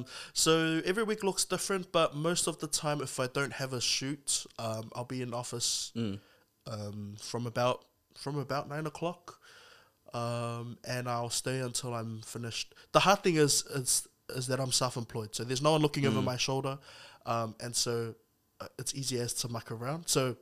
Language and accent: English; South Auckland, Auckland, New Zealand; I am 23 years old. I'm from South Auckland, Rewahard.